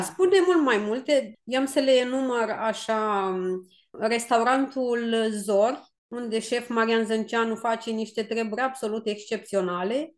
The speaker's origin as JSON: {"language": "Romanian", "region": "Bucovina", "country": "Romania", "tie": "born or raised there", "said": "eu în Bucovina am crescut, la noi în Bucovina se fac niște sarmale destul de mari"}